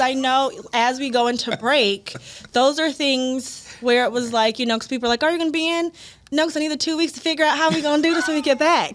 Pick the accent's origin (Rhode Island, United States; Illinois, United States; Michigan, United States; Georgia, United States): Illinois, United States; Chicago; now in Columbus, United States; I'm from the Chicago area